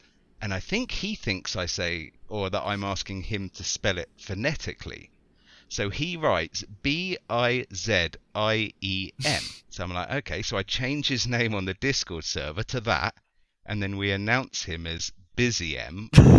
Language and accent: English; England, United Kingdom; As a English person